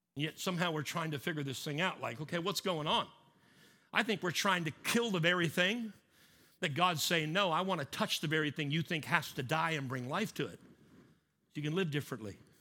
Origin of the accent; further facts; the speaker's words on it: Canada; I'm Canadian.